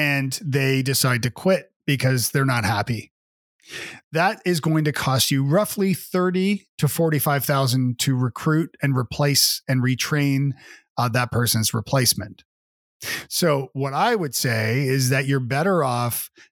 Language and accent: English; Toronto, Ontario, Canada; moved away as an adult; now in Nashville, United States; Well, I am originally from Canada. I'm from Toronto, and I've been living in Nashville, Tennessee for about 15 years with my family.